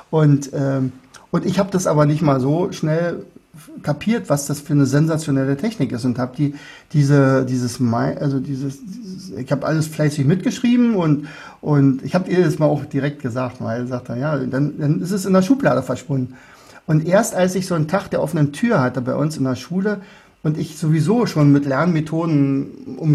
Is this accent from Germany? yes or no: no; Austria; Also würde ich freuen als Österreicher.